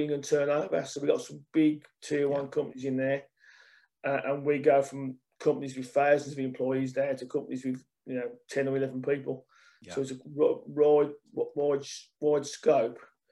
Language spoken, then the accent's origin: English; Birmingham, West Midlands, United Kingdom; accent: Brummie; as a Brummie